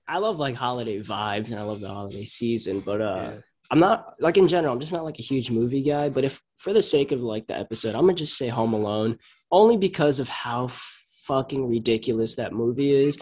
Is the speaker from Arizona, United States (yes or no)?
no; Huntington Station, New York, United States; I'm from Huntington. I'm from Huntington Station